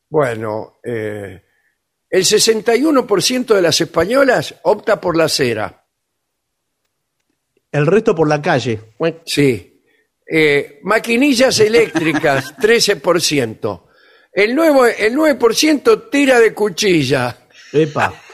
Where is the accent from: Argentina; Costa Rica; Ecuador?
Argentina; yo también, como argentina, ¿Usted es argentina? sí, eh, quiero decir mi palabra. Las mujeres argentinas nos depilamos si queremos.